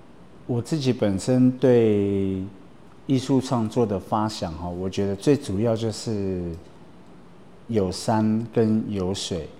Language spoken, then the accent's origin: Chinese; Lalashan, Taoyuan, Taiwan; also born or lived in Sanguang; 我我是上巴林部落出生在拉拉山，对，那我第二个小的故乡是在三光地区，也就是野亨。